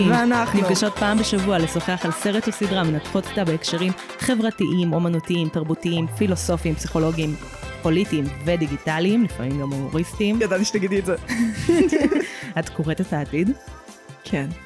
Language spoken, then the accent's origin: Hebrew; Hadera, Haifa District, Israel; also born or lived in Emek Hefer; לא, גדלתי בחדרה.